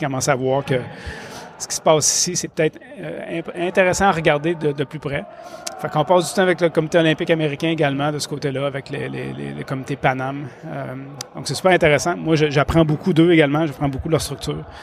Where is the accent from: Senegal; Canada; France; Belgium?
Canada; Quebec City, Quebec; je viens de Québec